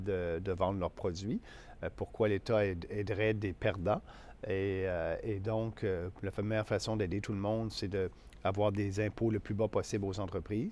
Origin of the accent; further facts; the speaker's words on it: Beauce, Quebec, Canada; also born or lived in Montreal / Ottawa; la Beauce, pour moi, c'est, c'est ma région, c'est mon coin, c'est mon coin de pays.